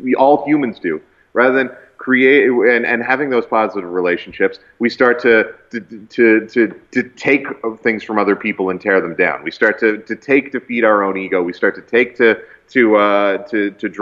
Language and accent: English; Canada; as a Canadian